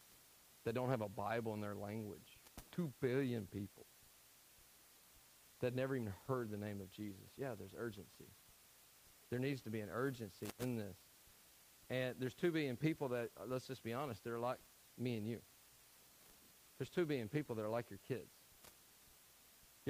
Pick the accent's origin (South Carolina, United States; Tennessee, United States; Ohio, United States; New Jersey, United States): Tennessee, United States; I'm from Tennessee.